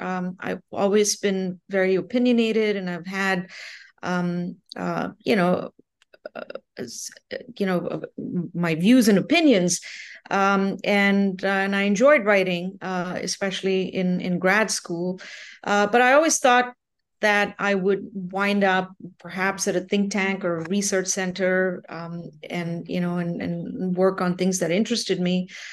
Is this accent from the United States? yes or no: no; India; moved away as an adult; also born or lived in Nova Scotia, Canada / Ontario, Canada; now in Canada; I'm originally from India. Um, I, but I, um, came to Canada when I was uh, eighteen years old